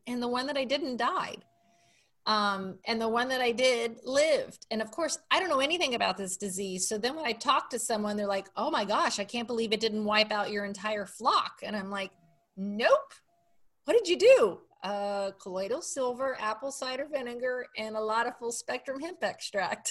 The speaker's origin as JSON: {"language": "English", "town": "Miami", "region": "Florida", "country": "United States", "tie": "born or raised there", "said": "I grew up in Miami, Florida, and we lived on about an acre of land on a canal"}